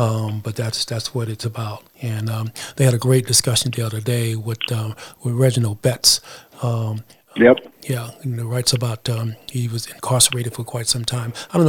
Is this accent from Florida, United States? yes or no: no; Texas, United States; born and raised in Texas, born on June 19th